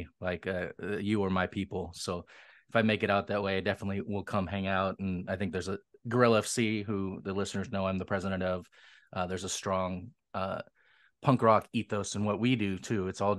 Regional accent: Seattle, Washington, United States; Yeah, so I grew up in Seattle. I grew up an indie kid because other than …, there wasn't a lot of punk coming out of here.

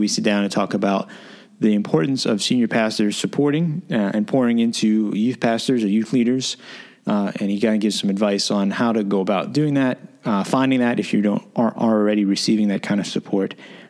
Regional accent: Pennsylvania, United States; I was born in Pennsylvania.

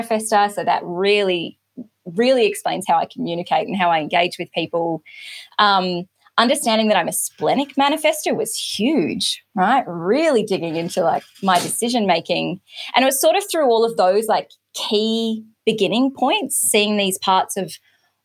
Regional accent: Australia; I am Australian, based on the other side of the world from a lot of people

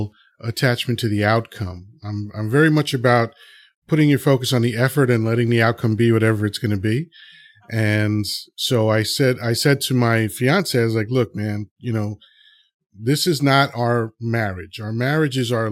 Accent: New York City, New York, United States; also born or lived in Dominican Republic; I was raised and grew up in Washington Heights, New York City, which was like the roughest neighborhood in New York City

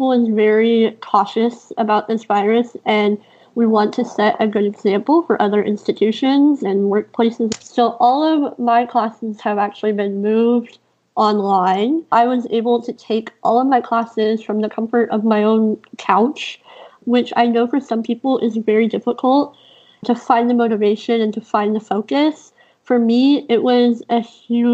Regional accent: Houston, Texas, United States; I grew up in Houston

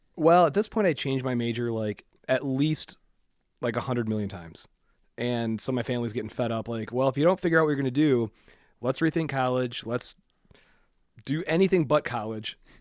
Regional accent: Waterford, Michigan, United States; also born or lived in Clarkston, Michigan; I grew up in Waterford.

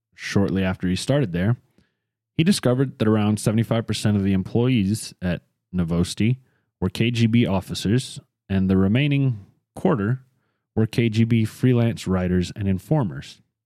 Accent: United States; we're American

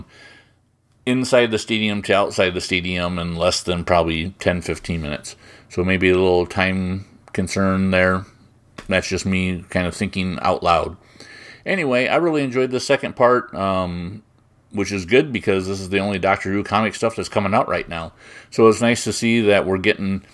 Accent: United States; I'm American

